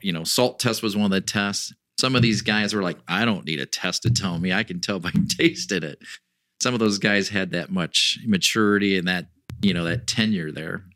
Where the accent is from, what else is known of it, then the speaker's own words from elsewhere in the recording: Northwest Ohio, United States; moved away as an adult; got to move back to where I grew up in Northwest Ohio